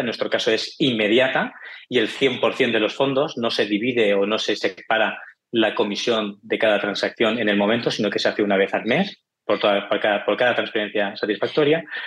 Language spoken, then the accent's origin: Spanish; Barcelona, Catalonia, Spain; yo soy de Barcelona, ya verás por el acento